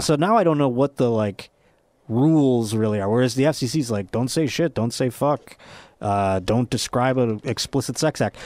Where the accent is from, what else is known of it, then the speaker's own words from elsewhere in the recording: Buffalo, New York, United States; if I was not from Buffalo